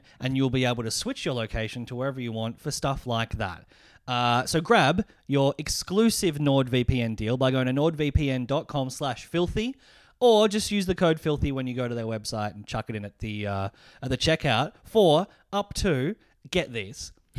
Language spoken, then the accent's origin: English; Japan; I'm from Japan.